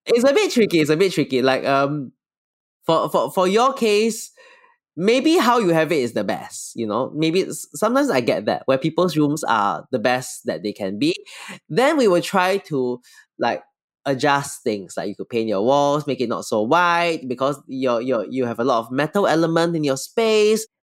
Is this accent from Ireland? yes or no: no; Singapore; I'm from Singapore